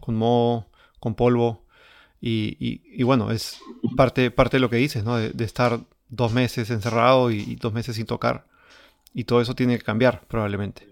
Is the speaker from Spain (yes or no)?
no; Peru; como peruanos